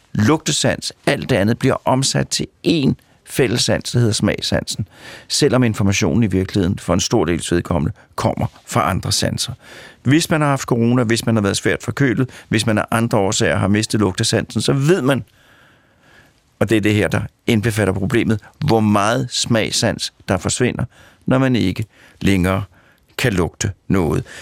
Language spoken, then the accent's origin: Danish; Sorgenfri, Capital Region of Denmark, Denmark; Jeg kommer fra Sovnfri, øh, og Sovnfri er naboby til Kongens Lyngby